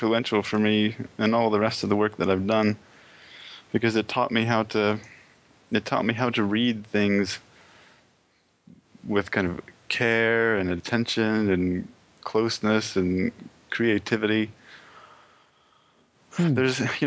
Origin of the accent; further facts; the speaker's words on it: Pennsylvania, United States; moved away as an adult; also born or lived in Albuquerque, New Mexico / Provo, Utah; I grew up in Pennsylvania